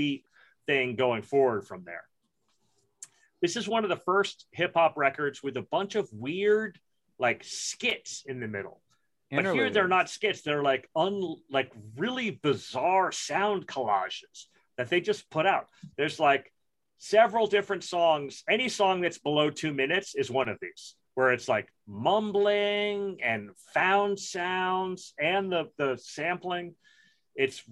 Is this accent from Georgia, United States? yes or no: no; Brooklyn, New York, United States; I grew up in Brooklyn in the 70s and the 80s